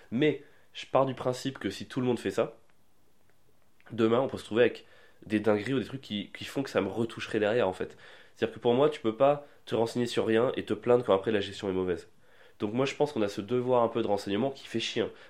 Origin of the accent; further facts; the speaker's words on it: France; je suis français